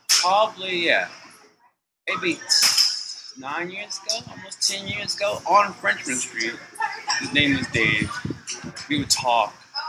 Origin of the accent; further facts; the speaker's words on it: Washington, District of Columbia, United States; now in New Orleans, United States; I'm originally from Washington, D.C. But way in a lot of different places.